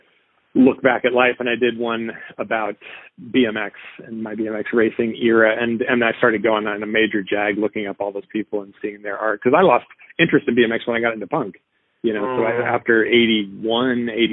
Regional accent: Seattle, Washington, United States; I grew up on it in North Seattle

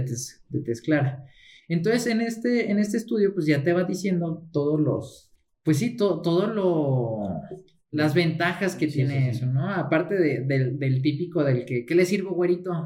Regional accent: Mexico; yo soy mexicano

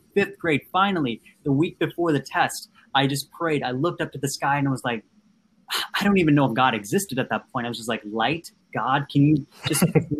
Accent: Andhra Pradesh, India; first language Telugu; English is a second language; we always spoke Telugu because I'm from the Andhra Pradesh area, so South India.

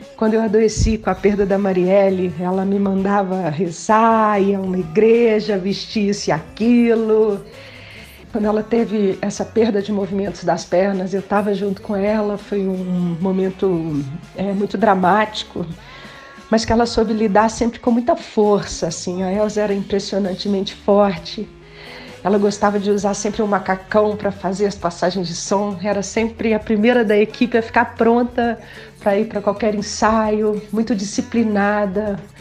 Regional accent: Minas Gerais, Brazil; moved away as an adult; also born or lived in Rio de Janeiro; Sou mineira e fui para o Rio para trabalhar

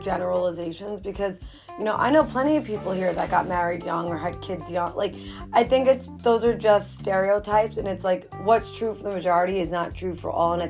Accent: New York City, New York, United States; I'm a New Yorker, I'm from the Bronx

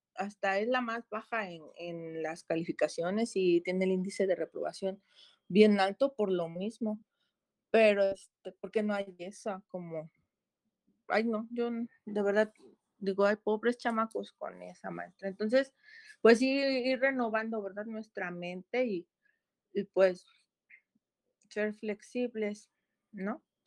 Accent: Cuautla, Morelos, Mexico; mayoría somos de aquí de Cuautla, ¿no? Somos cuatro maestros de Cuautla

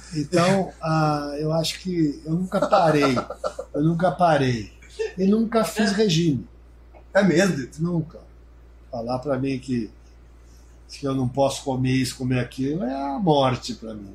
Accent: Piracicaba, São Paulo, Brazil; Eu sou nascido na Vila Resende. Nascido na Vila Resende, Manuel Conceição 265

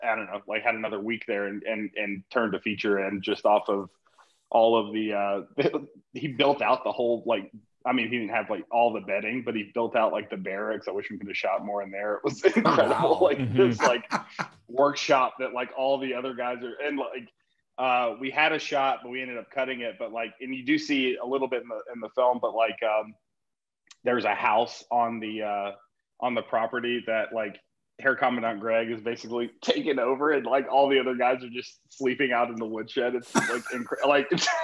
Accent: Atlanta, Georgia, United States; now in Los Angeles, United States; I grew up in Atlanta, Georgia

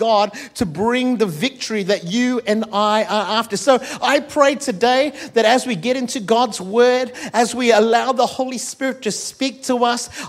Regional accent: Malaysia; also born or lived in India; now in Perth, Australia; I'm Malaysian

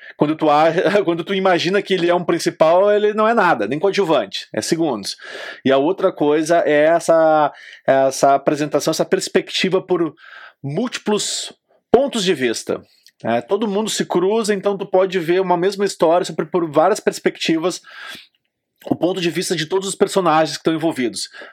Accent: Brazil; Sou brasileiro

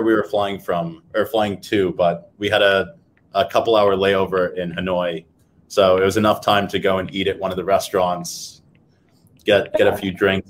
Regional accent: United States; moved away as an adult; now in Hong Kong; So we're both based in Hong Kong, so not too far away from you, but originally from the US.

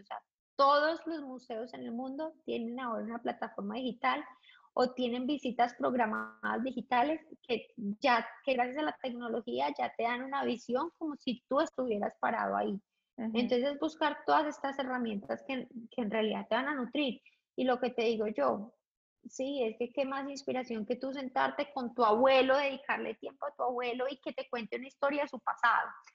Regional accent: Colombia; moved away as an adult; also born or lived in London; regresar a Colombia, siendo absolutamente feliz en mi país

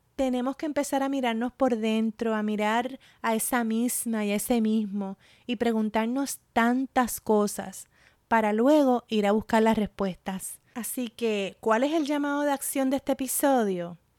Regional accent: Puerto Rico; also born or lived in Michigan; de mi experiencia como puertorriqueña

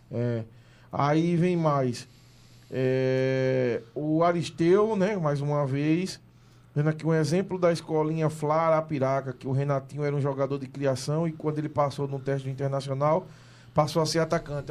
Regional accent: Vila Redenção, Alagoas, Brazil; eu sou nascido lá no, no, no Bolão

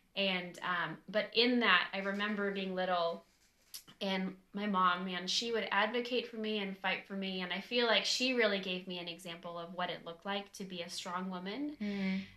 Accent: California, United States; moved away as an adult; now in Nashville, United States; I am pretty much born and raised in California, and we moved to um, Nashville about three weeks ago

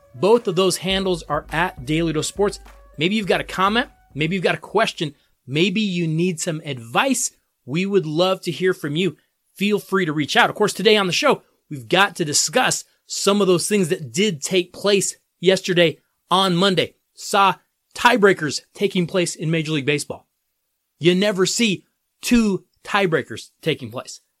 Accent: Colorado, United States; my home state of Colorado

